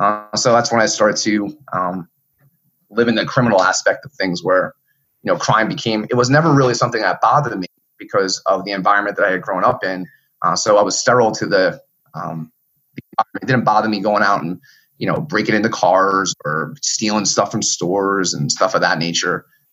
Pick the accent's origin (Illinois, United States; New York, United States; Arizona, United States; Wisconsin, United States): New York, United States; New York City; also born or lived in Germany; Apparently I came from Germany, which I just found out about a year ago. But when mom left me at this orphanage, it was mostly Haitian Americans in the middle of Brooklyn, New York.